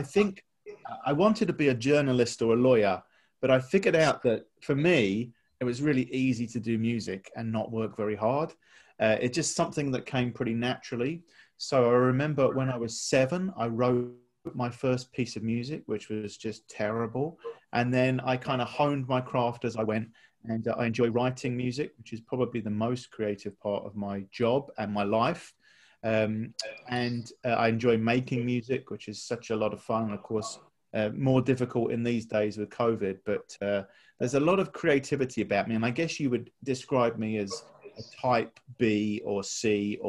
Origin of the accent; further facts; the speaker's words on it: United Kingdom; moved away as an adult; now in Atlanta, United States; And you can tell from my accent that I'm from Atlanta, Georgia. Actually, originally born close to London in England.